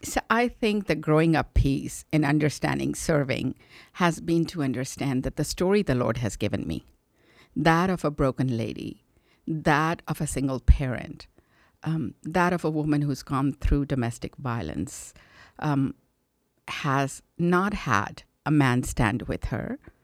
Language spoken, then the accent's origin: English; India; born or raised there; now in United States